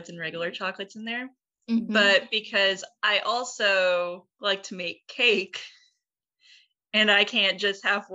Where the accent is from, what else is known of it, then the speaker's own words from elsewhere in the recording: Dothan, Alabama, United States; my hometown in Dothan, Alabama